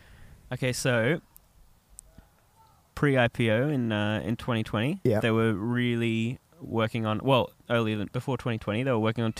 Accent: United States; accent: American; That's my actual American voice because I'm American.

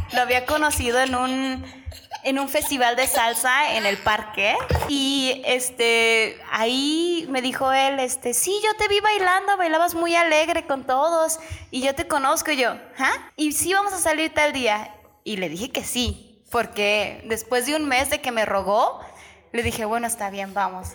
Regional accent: Mexico; moved away as an adult; now in Japan; soy mexicana.

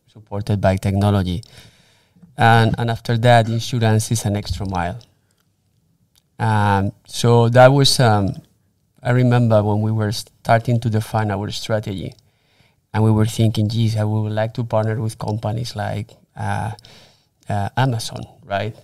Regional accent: Spain; moved away as an adult; also born or lived in Germany / Miami; I was, uh, born and raised in Spain.

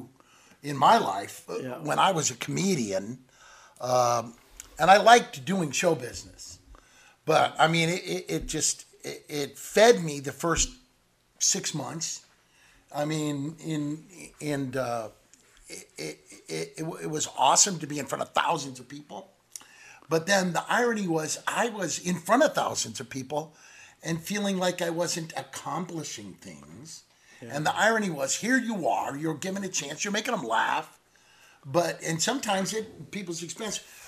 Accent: Midwest, United States; where we were raised in the Midwest

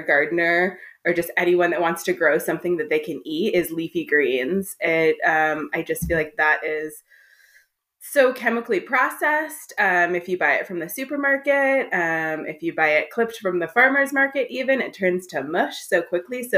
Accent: suburbs of Los Angeles, Southern California, United States; I grew up in Southern California in the suburbs of Los Angeles

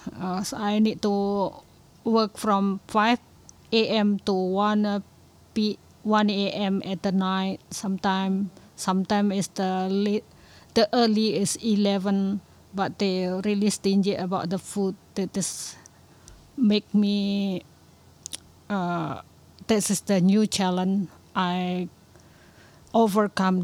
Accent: Indonesia; moved away as an adult; now in Singapore; I'm from Indonesia. I've been working in Singapore for sixteen years

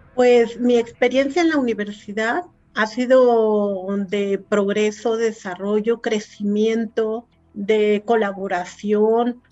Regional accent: Puebla, Mexico; now in Hidalgo, Mexico; soy poblana

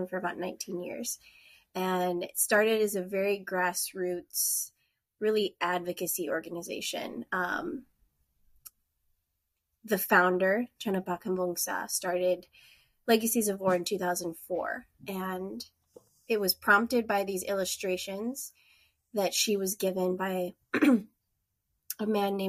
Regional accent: North Dakota, United States; moved away as an adult; now in Bellingham, United States; I am originally from North Dakota. And then my husband and I moved out west in 2013

